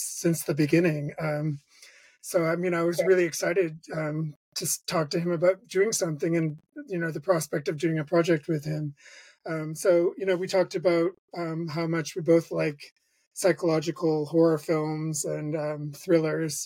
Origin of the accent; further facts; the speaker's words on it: Bangor, Maine, United States; moved away; also born or lived in Rhode Island; I grew up in Bangor, Maine, and so I was very isolated.